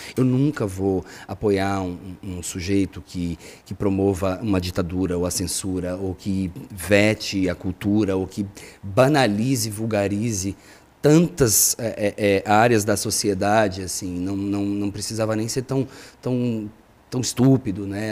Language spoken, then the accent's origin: Portuguese; Barbacena, Minas Gerais, Brazil; eu sou de Barbacena, Minas Gerais